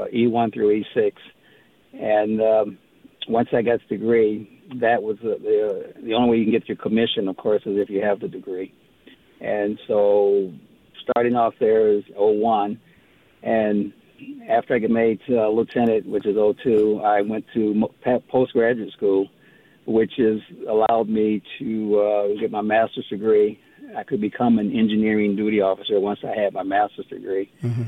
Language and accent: English; Detroit, Michigan, United States; moved away as an adult; also born or lived in Grand Rapids, Michigan; I was born in Grand Rapids, but most of my youth was in Detroit, where I was there until I got drafted